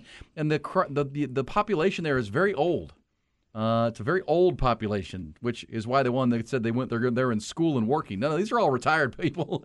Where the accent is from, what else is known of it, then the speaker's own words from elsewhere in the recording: Houston, Texas, United States; I grew up in Houston